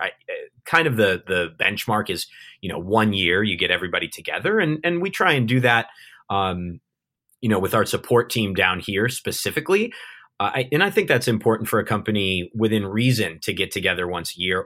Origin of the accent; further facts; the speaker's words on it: Southern California, United States; moved away as an adult; now in Cebu City, Philippines; I'm, I'm an American. Uh, I'm, I'm from Southern California.